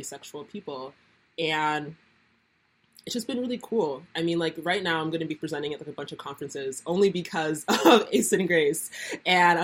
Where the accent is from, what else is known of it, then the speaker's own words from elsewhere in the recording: Nigeria; I'm Nigerian, and that's like very much a part of the culture